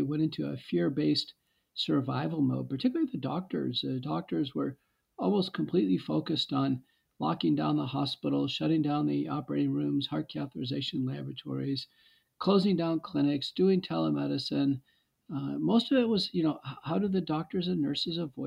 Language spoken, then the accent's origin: English; Texas, United States; moved away as an adult; also born or lived in Seattle, Washington / Michigan; I grew up in Texas and went to Baylor undergrad